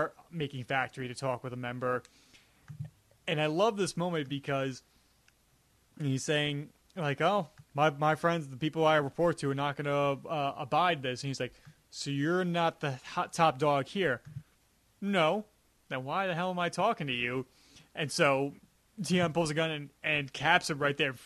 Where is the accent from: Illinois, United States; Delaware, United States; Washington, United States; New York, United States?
New York, United States; Long Island; accent: Long Island; my Long Island accent comes through sometimes with certain words I pronounce